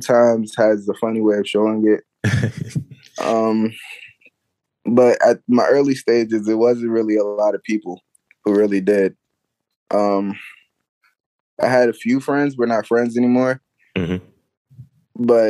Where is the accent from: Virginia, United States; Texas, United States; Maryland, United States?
Maryland, United States; Prince George's County; moved away as an adult; now in Baltimore, United States; I'm originally from PG County